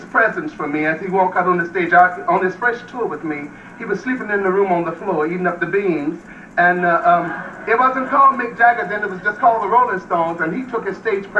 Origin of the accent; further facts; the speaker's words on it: Macon, Georgia, United States; moved away; also born or lived in California; when I left Macon and came to California, Macon, Georgia, my hometown